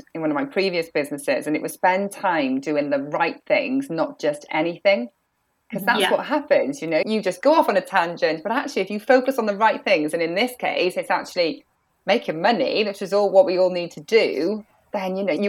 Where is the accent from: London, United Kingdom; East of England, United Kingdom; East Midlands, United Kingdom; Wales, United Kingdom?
Wales, United Kingdom; I'm from Wales, you know, I'm Welsh.